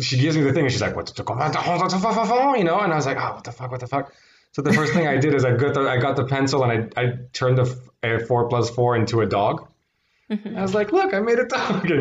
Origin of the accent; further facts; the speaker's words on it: Paris, Île-de-France, France; also born or lived in Tarzana, Los Angeles, United States; I grew up in Paris for 10 years